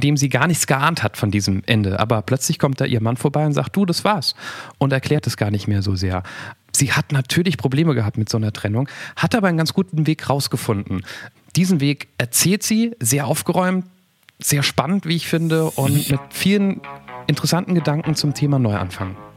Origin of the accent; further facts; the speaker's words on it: Nieder-Olm, Rhineland-Palatinate, Germany; Niederolm, da wo ich herkomme, kleines Kaff